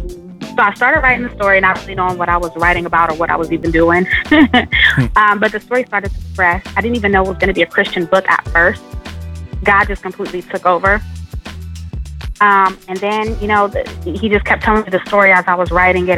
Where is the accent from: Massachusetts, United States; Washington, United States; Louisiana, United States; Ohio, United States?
Ohio, United States; Columbus; I'm from Columbus, Ohio